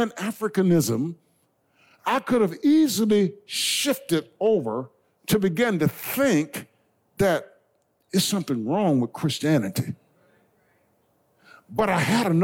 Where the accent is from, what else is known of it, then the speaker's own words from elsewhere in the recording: Blair, South Carolina, United States; moved away; growing up in Blair, South Carolina